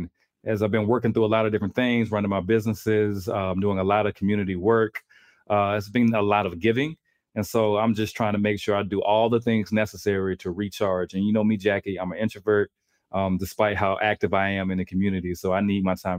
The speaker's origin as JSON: {"language": "English", "region": "the South", "country": "United States", "moved": "yes", "said": "I'm from the South"}